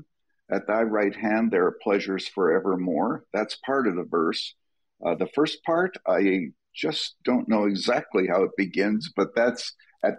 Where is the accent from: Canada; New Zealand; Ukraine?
Canada; moved away as an adult; now in United States; I was born and raised in Canada. I am a naturalized American citizen